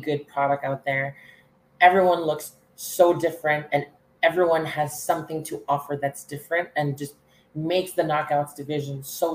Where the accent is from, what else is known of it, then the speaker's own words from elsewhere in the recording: Canada; I'm the only Canadian knockout